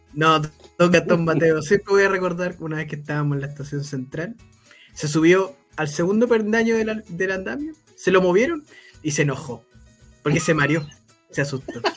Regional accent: Chile

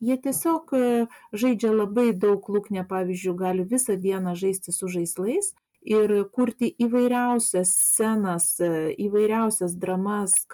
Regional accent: Vilnius, Vilnius County, Lithuania; moved away as an adult; now in Klaipėda, Lithuania; aš esu Vilnietė, vad Klaipada jau senai gyvenu, bet būdama Vilniuje gyvendama

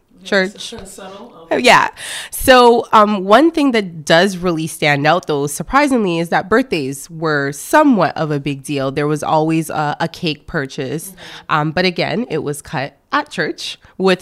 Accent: Canada; also born or lived in France / Montreal; I was born in France, actually. So my parents did the great migration from Ghana. So I am Ghanaian Canadian.

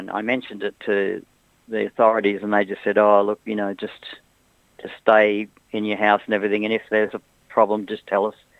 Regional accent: Australia; At the end of the day, we thought, well, we're from Australia.

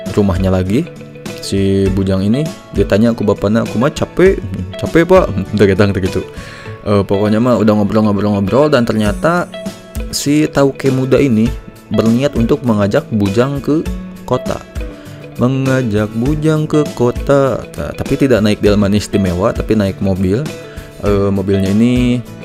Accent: Lembang, West Java, Indonesia; gue orang Lembang

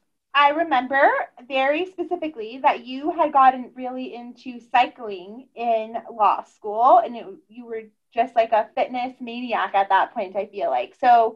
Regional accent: Tucson, Arizona, United States; I'm from Tucson.

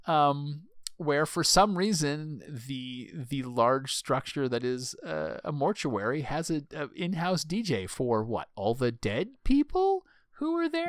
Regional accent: Myrtle Beach, South Carolina, United States; I grew up in Myrtle Beach, South Carolina

